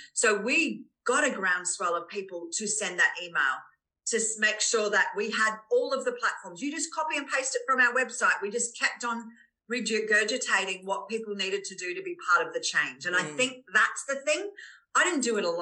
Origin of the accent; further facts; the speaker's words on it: Australia; we as Australian women